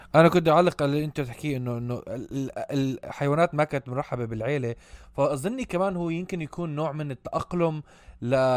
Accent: Amman, Amman Governorate, Jordan; ربيت بعمان

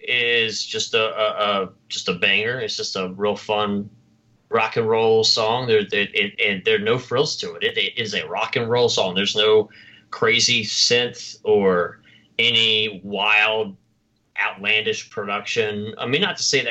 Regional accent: the South, United States; accent: Southern; my Southern accent

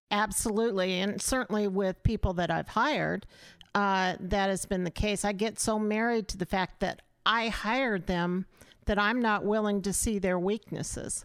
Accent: Auburn, Nebraska, United States; in my hometown

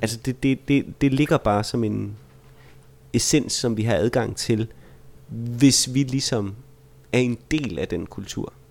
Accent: Vejle, Southern Denmark, Denmark; jeg er fra Vejle

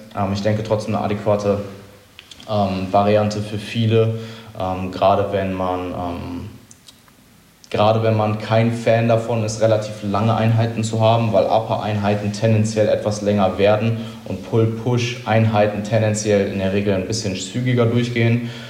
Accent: Germany; aber ich sehe als Deutscher

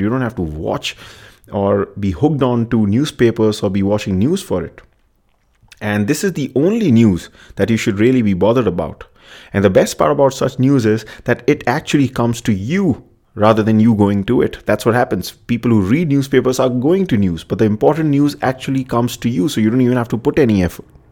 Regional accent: India; I'm from India

